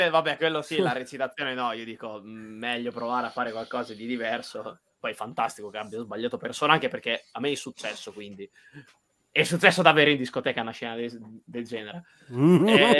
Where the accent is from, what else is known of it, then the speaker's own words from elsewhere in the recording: Emilia-Romagna, Italy; perché lui è preso Emiliano e invece sono Romagnolo.